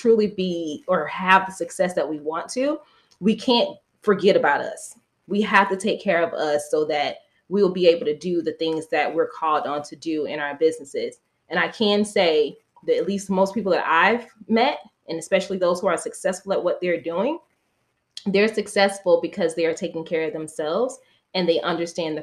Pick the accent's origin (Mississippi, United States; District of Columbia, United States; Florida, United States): Florida, United States; That's exactly where I grew up, in the South, Florida